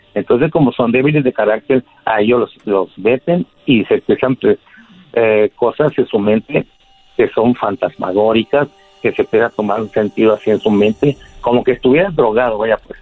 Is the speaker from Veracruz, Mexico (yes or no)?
yes; Catemaco, Veracruz, Mexico; now in Mexicali, Mexico; Yo soy de Mexicali, de Catemaco, Veracruz, pero estoy aquí en Mexicali, California, porque aquí, tiene, aquí viven mis hijos